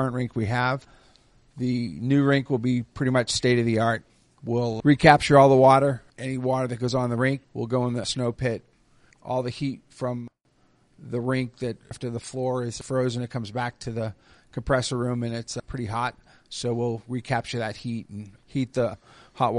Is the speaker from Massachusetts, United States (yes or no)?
yes; Boston, Massachusetts, United States; moved away as an adult; now in Dayton, United States; I'm from Boston. I moved here in 1988